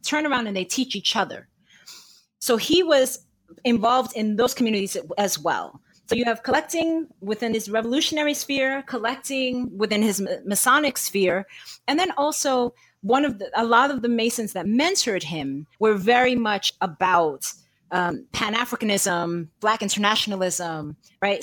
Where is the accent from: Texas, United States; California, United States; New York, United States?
New York, United States; New York City; born and raised in New York City